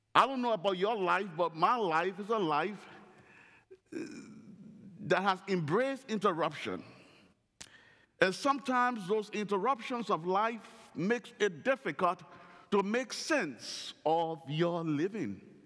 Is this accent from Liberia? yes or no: yes; Northern Liberia, Liberia; While living in Liberia, growing up in the Royal Ambassador Program in Northern Liberia